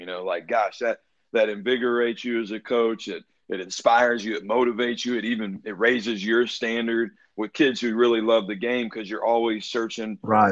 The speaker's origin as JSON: {"language": "English", "town": "Atlanta", "region": "Georgia", "country": "United States", "tie": "born or raised there", "said": "I'm from Atlanta originally, and like you said, I went to Brookwood High School."}